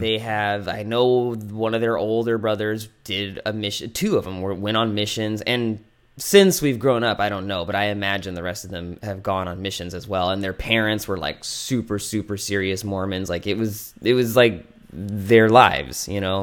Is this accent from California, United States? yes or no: yes; American Canyon, California, United States; When I was growing up in American Canyon, which, as you're gonna let everyone know, is not the Napa Valley